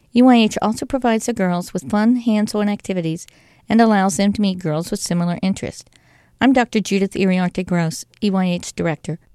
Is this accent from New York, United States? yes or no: no; Nashville, Tennessee, United States; also born or lived in Rutherford County, Tennessee; I grew up in Nashville and now attend Middle Tennessee State University in Rutherford County